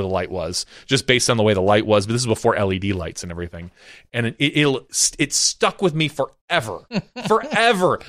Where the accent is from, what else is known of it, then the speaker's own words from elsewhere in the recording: Appleton, Wisconsin, United States; I lived right off of Highway ten growing up in Appleton.